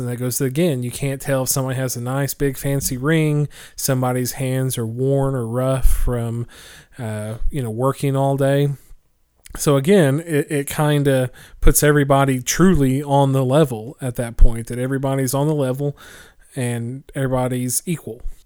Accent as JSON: {"language": "English", "region": "Oklahoma", "country": "United States", "tie": "born or raised there", "moved": "yes", "said": "which is in my hometown of Oklahoma"}